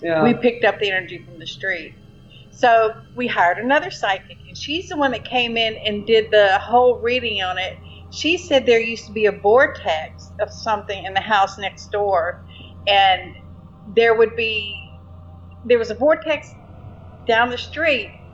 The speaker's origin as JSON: {"language": "English", "town": "Shreveport", "region": "Louisiana", "country": "United States", "said": "I'm from Shreveport, Louisiana."}